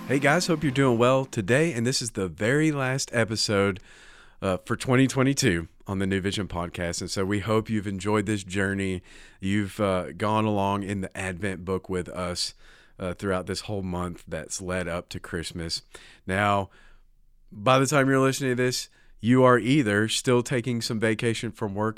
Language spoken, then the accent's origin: English; United States; I'm American